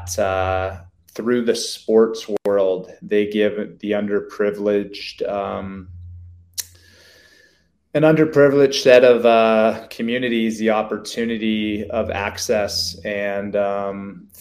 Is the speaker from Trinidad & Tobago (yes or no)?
no; Canada; now in United States; As a Canadian kid, growing up